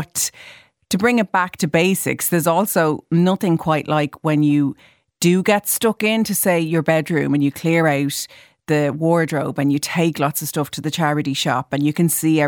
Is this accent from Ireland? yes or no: yes; Ireland; as Irish people, we're so obsessed with talking about the weather.